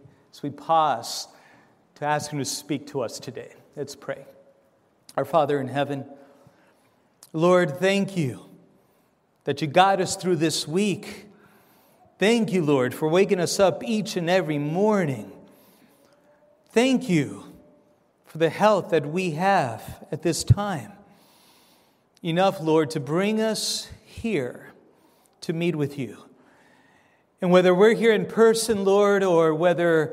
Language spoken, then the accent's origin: English; Argentina; moved away; I'm from Argentina myself